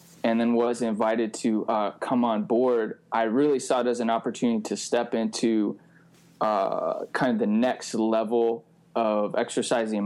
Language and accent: English; Pacific Northwest, United States; also born or lived in Olympia, Washington; I'm a Pacific Northwest guy, born and raised